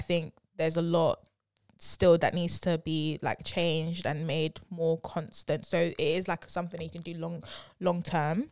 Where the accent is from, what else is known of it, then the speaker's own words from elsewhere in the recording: London, United Kingdom; I'm definitely from London